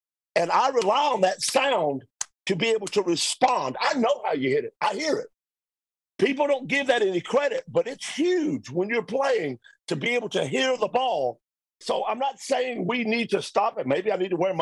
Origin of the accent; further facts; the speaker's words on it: Atlanta, Georgia, United States; I'm from Atlanta.